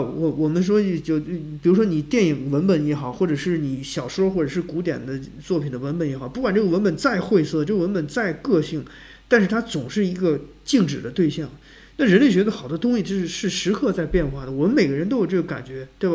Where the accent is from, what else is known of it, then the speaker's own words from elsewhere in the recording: China; 我们中国人的生存经历